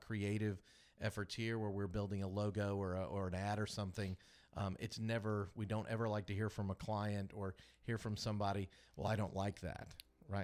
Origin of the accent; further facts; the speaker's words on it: Kansas City, United States; now in Augusta, United States; I grew up in Kansas City, but I made my way down to Augusta